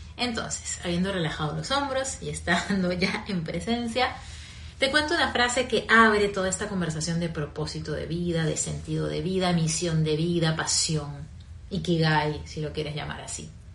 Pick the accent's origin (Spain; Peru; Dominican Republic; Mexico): Peru; moved away; also born or lived in Caracas, Venezuela; Yo soy peruana, vivía en Perú